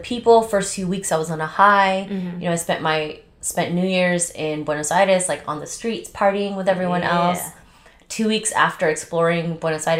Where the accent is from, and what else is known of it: United States; also born or lived in Las Vegas